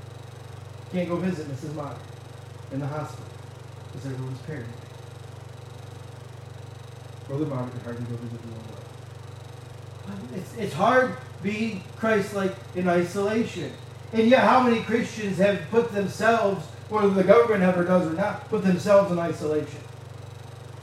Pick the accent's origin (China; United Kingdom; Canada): Canada; moved away; also born or lived in Michigan; I realize I'm from Michigan. And I realize I grew up in Canada